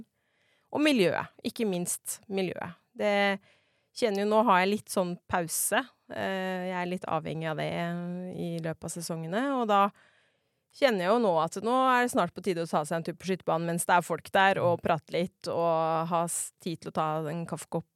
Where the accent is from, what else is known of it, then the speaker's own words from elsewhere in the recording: Nannestad, Akershus, Norway; moved away as an adult; now in Setskog, Norway; Jeg er da fra Nannestad og skøyt for Steinsgård tidligere. Bor nå på Setskog